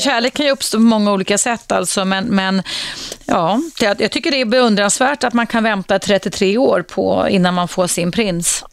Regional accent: Dalarna County, Sweden; Jag härstammar från Dalarna där man säger jag kan själv

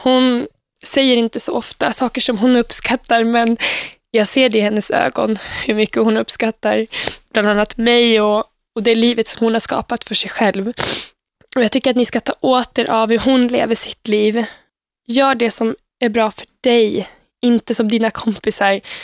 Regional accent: Uppsala, Uppsala County, Sweden; jag växte upp i Eriksberg i Uppsala med mina två föräldrar

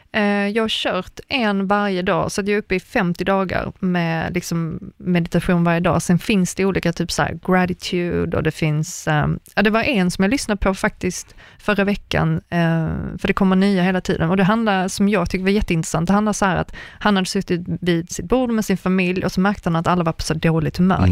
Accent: Sweden; moved away as an adult; also born or lived in Germany; jag var enda svensk

